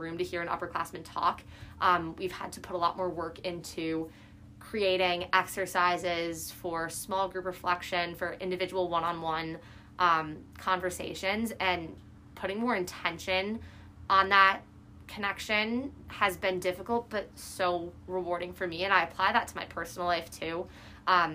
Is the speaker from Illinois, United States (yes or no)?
yes; Chicago, Illinois, United States; moved away as an adult; now in Boston, United States; I'm from the Midwest, and Chicago specifically, our winters are very brutal.